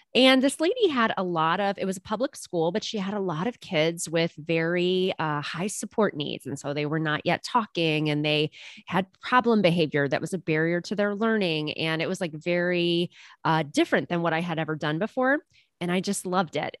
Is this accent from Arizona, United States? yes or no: no; a suburb of Cleveland, Ohio, United States; I have a very small handful of clients that I see here in my hometown, um, which is a suburb of Cleveland, Ohio